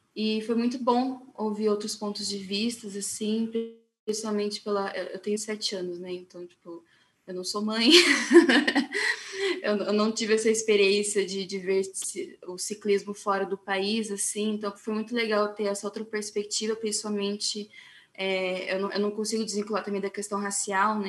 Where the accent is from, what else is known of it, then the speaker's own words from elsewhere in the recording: São Paulo, Brazil; now in Curitiba, Brazil; Eu não sou daqui de Curitiba, sou de São Paulo.